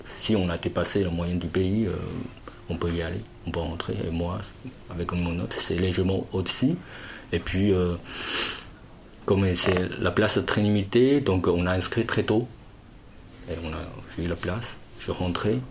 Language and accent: French; Fujian, China; French is a second language; moved away as an adult; also born or lived in Shanghai; now in Lognes, France; je suis au sud de la Chine. Euh, vous voyez Canton Moi, c'est en haut, c'est Fujian